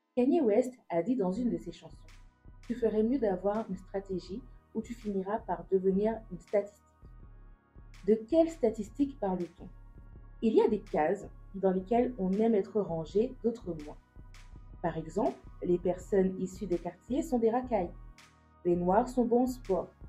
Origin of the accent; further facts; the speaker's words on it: Guadeloupe; also born or lived in Metropolitan France; now in France; je viens de la Guadeloupe.